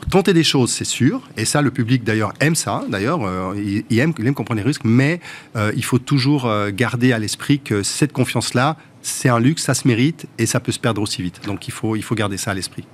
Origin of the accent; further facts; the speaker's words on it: Montreux, Vaud, Switzerland; moved away as an adult; now in Paris, France; C'est chez moi, moi, j'ai grandi à Montreux.